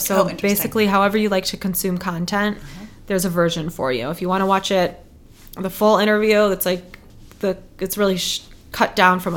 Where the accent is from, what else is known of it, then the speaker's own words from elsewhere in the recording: Detroit, Michigan, United States; moved away as an adult; also born or lived in Chicago; now in Detroit, United States; So it's my hometown